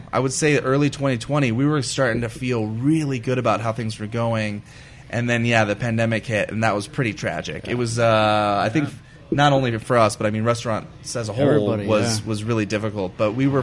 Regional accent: Glendale, California, United States; I grew up in Glendale.

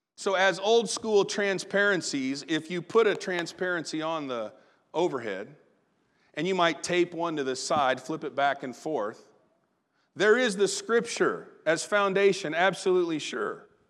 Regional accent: Southern Illinois, United States; good old boy, Southern Illinois self.

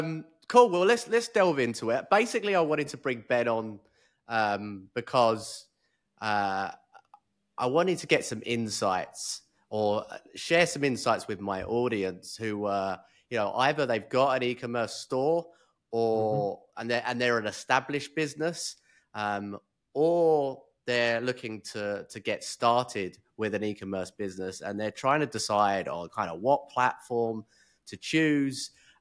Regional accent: Chislehurst, London, United Kingdom; now in Kuala Lumpur, Malaysia; So I'm originally from Chislehurst. I don't know if you know where that's.

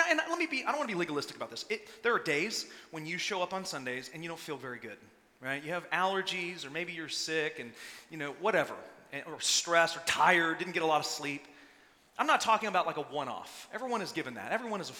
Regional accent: Texas, United States; I'm from Texas, born and raised

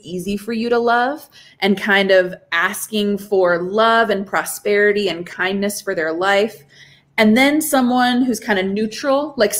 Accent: Japan; So I grew up in Japan. So like, I think a lot about Buddhist concepts of prayer because they're the first ones I ran into.

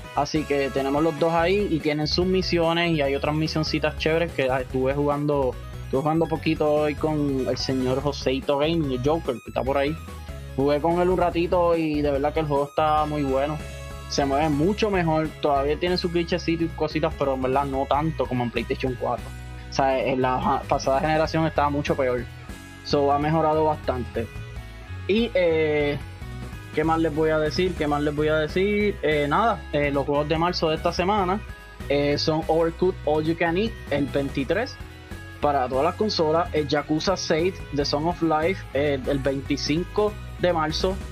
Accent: Puerto Rico

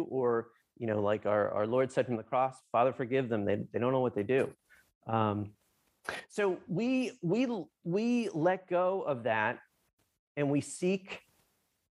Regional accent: New Jersey, United States; I'm from Jersey.

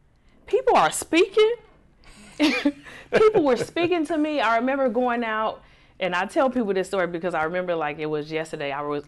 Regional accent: Chicago, Illinois, United States; moved away as an adult; now in Atlanta, United States; Born and raised in Chicago, Illinois.

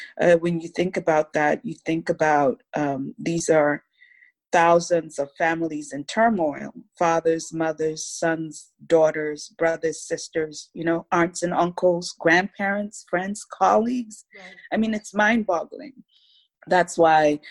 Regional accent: Lagos, Nigeria; moved away as an adult; now in United States; I'm Nigerian American, so my family lives in Lagos, Nigeria, in West Africa

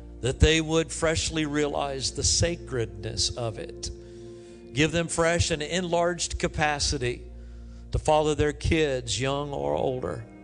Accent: Kansas City, Missouri, United States; moved away; I go to Kansas City quite a bit. It's my hometown

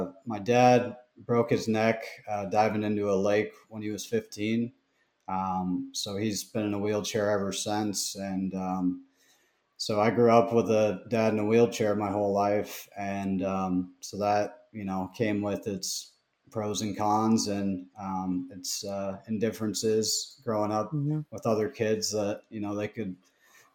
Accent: Fremont, Nebraska, United States; I'm from Fremont, which is, it's probably a town of 25,000.

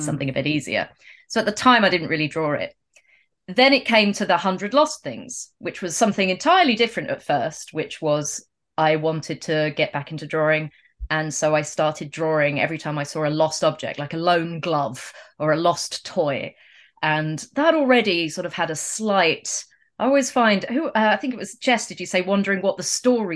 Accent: England, United Kingdom; growing up in England

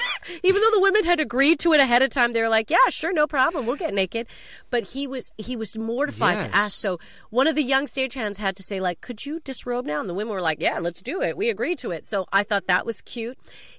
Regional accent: Canada; Keanu's Canadian, just so you know, everyone, that. As a Canadian.

